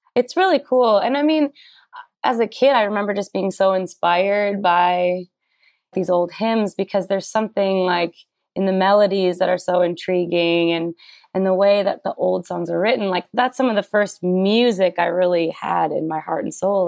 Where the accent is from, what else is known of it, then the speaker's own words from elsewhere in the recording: Minnesota, United States; growing up in Minnesota and in a small town in particular